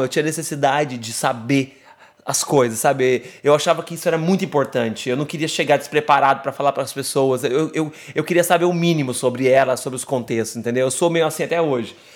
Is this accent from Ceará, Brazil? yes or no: no; Jacutinga, Minas Gerais, Brazil; moved away as an adult; now in São Paulo, Brazil; Eu sou mineiro, numa cidadezinha que se chama Jacutinga, de 17 mil habitantes no sul de Minas